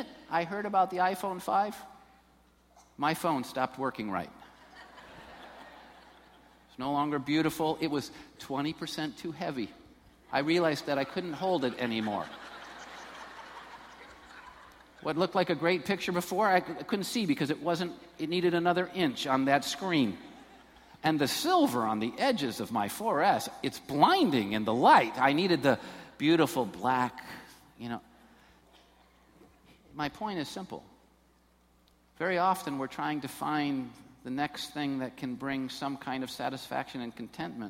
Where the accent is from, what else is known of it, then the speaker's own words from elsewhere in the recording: Taylor, Michigan, United States; I was born in Taylor. I'm from down there